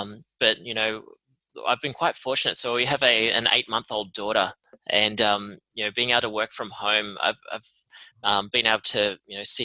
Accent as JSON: {"language": "English", "town": "Tamworth", "region": "New South Wales", "country": "Australia", "tie": "born or raised there", "moved": "as an adult", "lives_now": "Melbourne, Australia", "said": "I grew up in Tamworth, country music capital of Australia"}